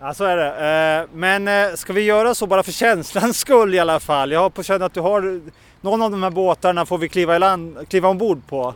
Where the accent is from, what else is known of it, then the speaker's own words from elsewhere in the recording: Åland Islands; här hemma på Åland